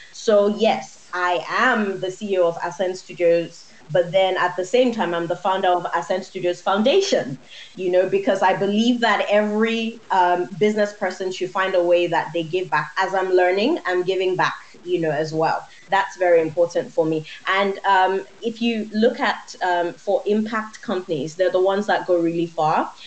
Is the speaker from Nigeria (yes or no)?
yes; Nigeria; I'm Nigerian